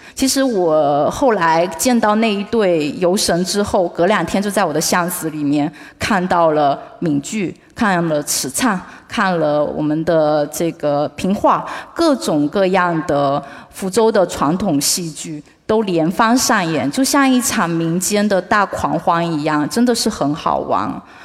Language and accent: Chinese; Fuzhou, Fujian, China; 那我们福州所在的这个 闽东区讲的是福州话